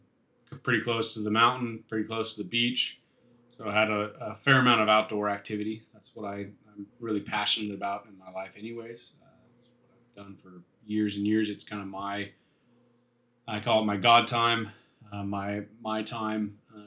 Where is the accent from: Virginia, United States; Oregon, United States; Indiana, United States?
Oregon, United States; Sandy; when I grew up in Sandy, which is about an hour from the mountain.